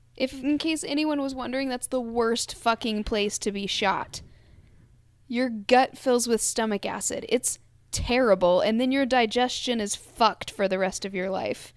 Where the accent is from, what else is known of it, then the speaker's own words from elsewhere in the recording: Kentucky, United States; We're two white girls from Kentucky.